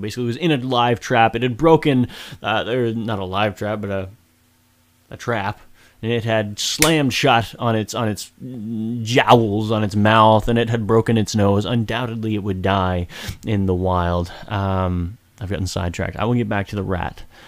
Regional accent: Woodstock, New Brunswick, Canada; Woodstock, my hometown.

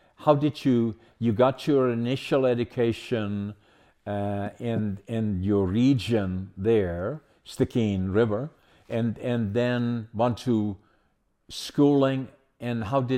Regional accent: Netherlands; born there; I was born in Holland during the Second World War. I was born in 1940, liberated by the Canadians, actually, in April the 12th, 1945.

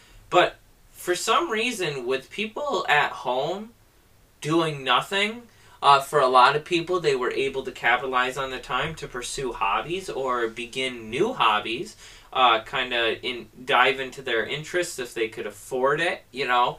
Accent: United States; our day-to-day life as an American

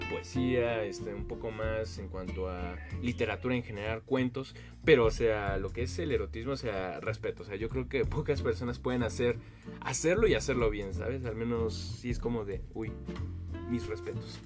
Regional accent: Mexico; nuestra gran gastronomía que tenemos como mexicanos

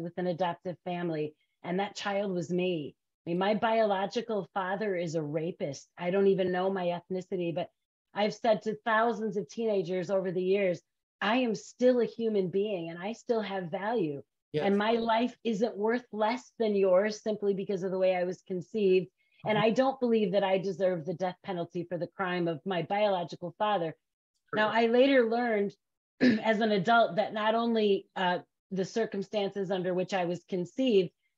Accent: Grand Rapids, Michigan, United States; moved away as an adult; also born or lived in Chicago; I grew up in West Michigan in Grand Rapids, and a lot of my family is still there

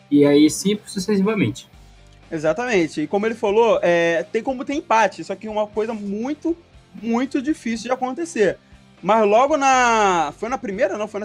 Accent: São João del-Rei, Minas Gerais, Brazil; É pertinho, eu sou de São João.

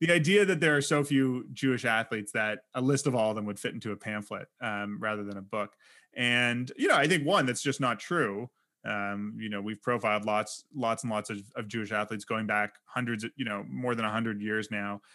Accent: Canada; we're both Canadian

